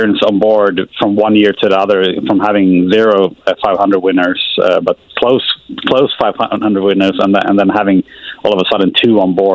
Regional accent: Sweden; moved away as an adult; now in Indianapolis, United States; there's a lot of lakes where I grew up in Sweden

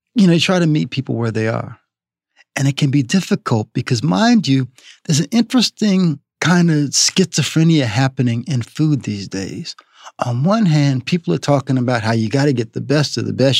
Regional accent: New Orleans, Louisiana, United States; moved away as an adult; now in Los Angeles, United States; my hometown with all of my relatives and friends

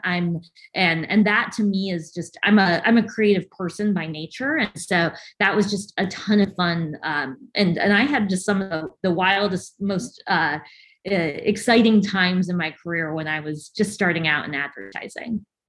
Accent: outside Chicago, Illinois, United States; moved away as an adult; now in Tampa, United States; I grew up outside of the city of Chicago, about an hour west of Chicago

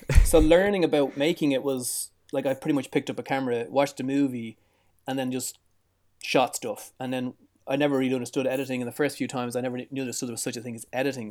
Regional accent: Dublin, Leinster, Ireland; I was born in Dublin, which is the capital city of Ireland. I was born in the south side

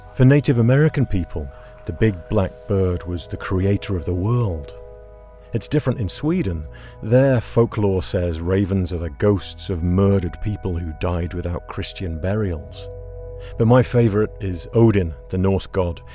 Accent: England, United Kingdom; moved away as an adult; now in Seattle, United States; Growing up in England

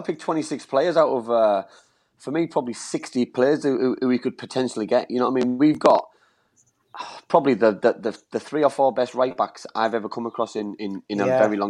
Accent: England, United Kingdom; as an Englishman

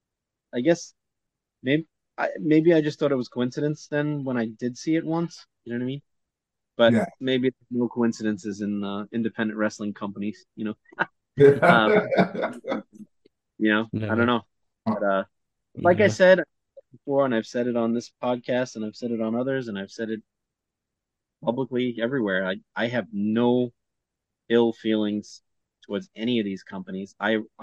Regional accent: New York, United States; we're both from New York, and we just have that Brooklyn or Queens bond

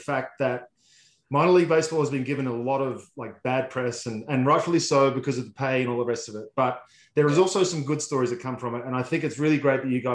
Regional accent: Australia; accent: Australian; now in United States; If you haven't realized the accent already, it's not from this country

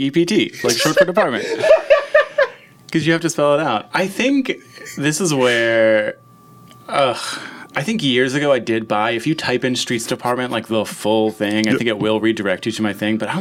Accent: Philadelphia, Pennsylvania, United States; I grew up in Fishtown

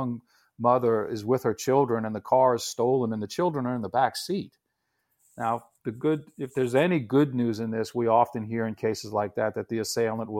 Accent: New Orleans, Louisiana, United States; my hometown of New Orleans

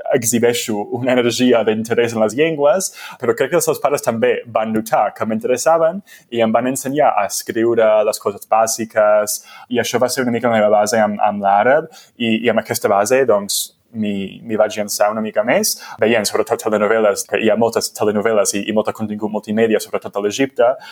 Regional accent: United States; first language English; Catalan is a second language; moved away; jo sóc dels Estats Units i, i se'm nota molt fàcilment i molt, molt òbviament amb el meu accent que la meva llengua materna és l'anglès.

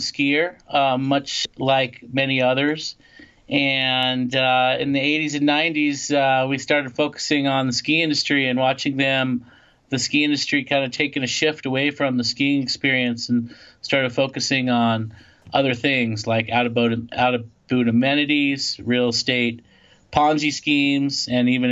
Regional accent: Los Angeles, California, United States; moved away as an adult; now in Lake Tahoe, United States; I grew up in Los Angeles

